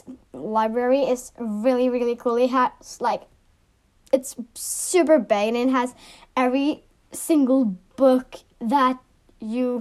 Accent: Norway; I'm from Norway

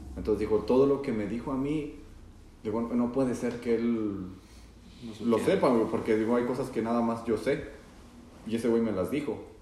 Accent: Zacatecas, Mexico; ese lugar, que es Zacatecas, está bien porque yo también soy de allá

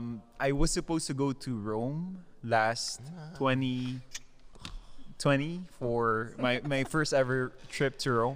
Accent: Philippines; I'm proud Filipino

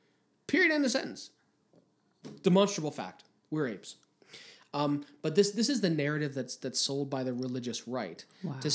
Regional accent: Canada; as a Canadian

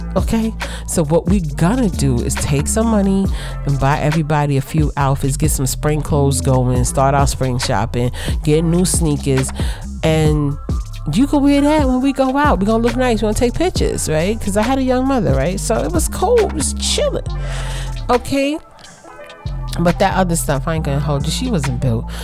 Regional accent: New York City, New York, United States; I grew up in Brooklyn

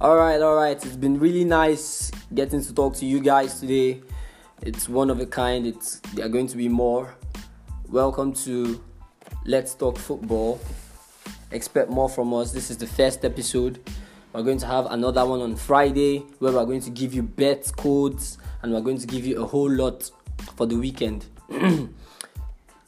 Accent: Nigeria; I am a Nigerian, heart and heart.

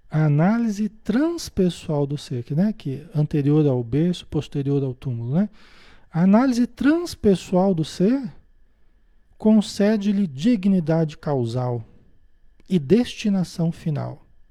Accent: Paraná, Brazil; also born or lived in Marília, São Paulo; Nasci em Marília, em São Paulo, né? Depois mudei para o Paraná, vivi a maior parte da minha vida

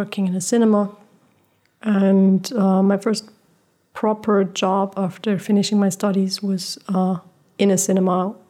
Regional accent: Germany; also born or lived in Portugal; I am German. My parents are both German, but I was born in Portugal. I was born in Portugal and was raised without electricity and running water for my Yeah, for my first 6 years.

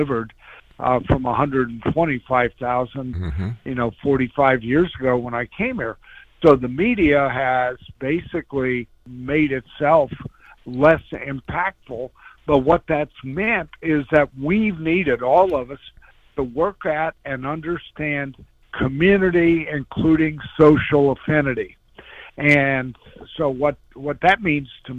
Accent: Illinois, United States; moved away; I'm an old farm boy. I grew up in Illinois

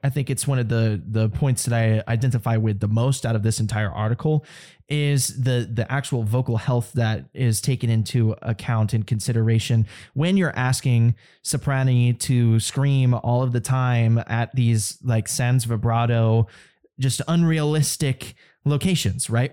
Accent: United States; as an American

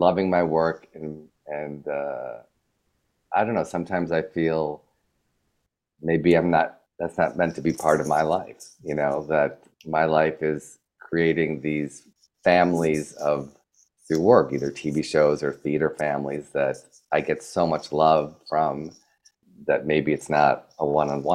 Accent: New York, United States; moved away as an adult; now in Los Angeles, United States; I always felt as a New Yorker

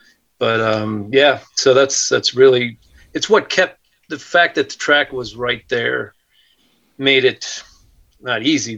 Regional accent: Milwaukee, Wisconsin, United States; I grew up in Wisconsin

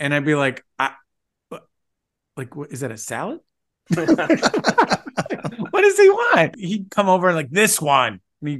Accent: Grosse Pointe, Michigan, United States; That was one of the treats of growing up in Michigan

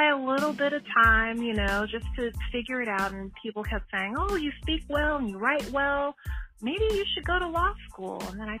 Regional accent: Baton Rouge, Louisiana, United States; moved away as an adult; now in California, United States; So I was born and raised in Baton Rouge, Louisiana, youngest of four daughters, third generation Southernite.

